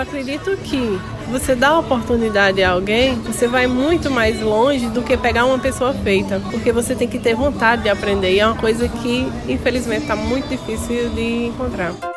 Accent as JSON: {"language": "Portuguese", "country": "Venezuela", "second_language": "Portuguese", "moved": "as an adult", "lives_now": "Paraíba, Brazil", "said": "quando saí da Venezuela"}